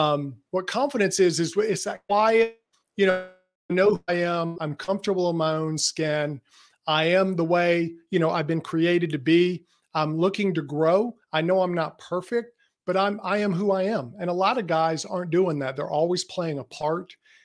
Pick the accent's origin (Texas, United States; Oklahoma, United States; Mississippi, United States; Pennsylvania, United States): Mississippi, United States; Jackson; I'm actually from Jackson, Mississippi. And I have to convince people of that because I don't have much of a Southern accent, but I'm in Mississippi and in the Southeast the whole time.